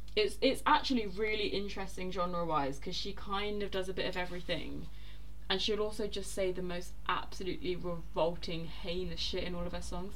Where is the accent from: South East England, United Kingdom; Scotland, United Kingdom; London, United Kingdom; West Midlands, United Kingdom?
London, United Kingdom; I'm from South London.